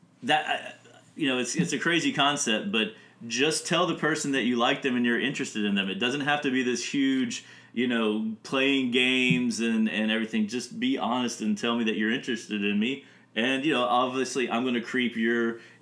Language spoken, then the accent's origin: English; United States; I am the American